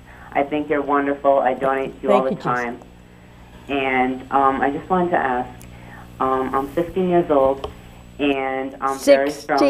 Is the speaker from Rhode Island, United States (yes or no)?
yes; Barrington, Rhode Island, United States; I'm from Barrington, Rhode Island.